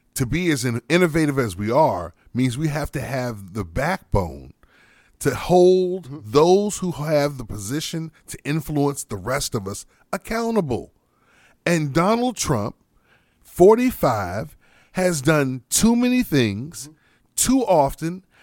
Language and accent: English; United States; as proud as I am as an American, mm-hmm. as much as I love my country